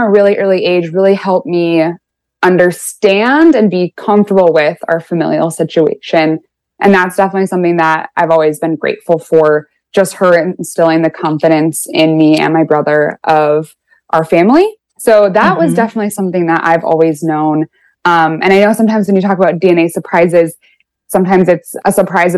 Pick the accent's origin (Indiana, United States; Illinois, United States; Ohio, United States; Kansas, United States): Illinois, United States; Chicago; I am 25 and I am from Chicago